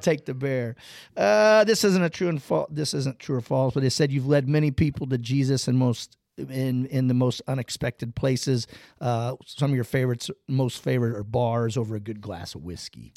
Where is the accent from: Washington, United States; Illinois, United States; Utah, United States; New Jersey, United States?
Illinois, United States; Kampsville; I'm from Campsville, Illinois, and that's home of the cougars